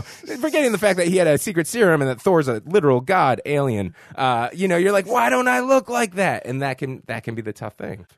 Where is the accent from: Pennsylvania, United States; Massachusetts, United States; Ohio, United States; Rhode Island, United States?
Massachusetts, United States; Boston; also born or lived in San Francisco; now in New York, United States; I'm from Boston, Massachusetts